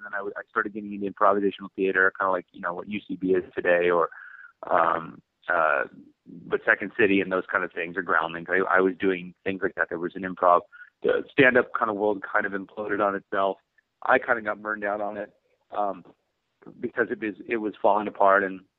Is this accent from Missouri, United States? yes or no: no; Huntington Beach, California, United States; I come from Huntington Beach in Orange County, and it's kind of a, beach punk rock skateboard kind of community full of, knuckleheads and, surfing and skateboarding and going to see punk rock shows. And I kind of come from that culture